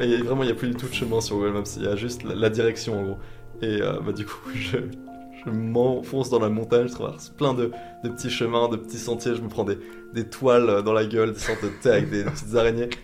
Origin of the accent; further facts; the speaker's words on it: Vosges, Grand Est, France; je viens des Vosges